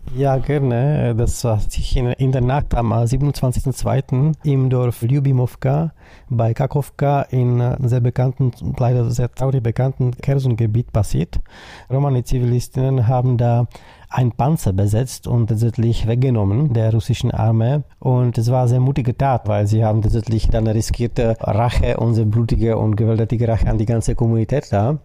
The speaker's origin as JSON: {"language": "German", "country": "Czechia", "said": "Ich komme aus der Tschechischen Republik"}